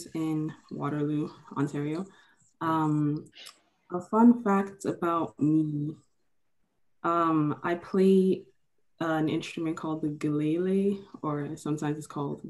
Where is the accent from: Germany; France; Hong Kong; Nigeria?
Nigeria; now in Canada; I was born in Nigeria and I lived there for a lot of almost 7 years. Then I moved, and then I moved back to Nigeria, and now I moved to Canada. So I am Nigerian